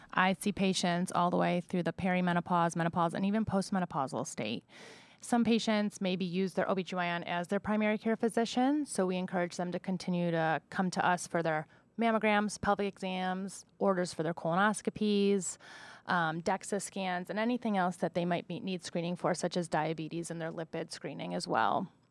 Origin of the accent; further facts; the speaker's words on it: Buffalo, New York, United States; moved away as an adult; also born or lived in Rochester, New York / Kansas City / Columbus, Ohio / Marion, Ohio; now in Ohio, United States; I'm originally from Buffalo, New York